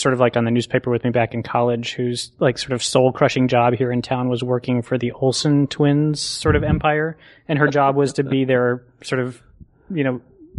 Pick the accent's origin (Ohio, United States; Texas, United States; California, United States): Texas, United States; Waco; also born or lived in Austin, Texas; I grew up in Waco, Texas.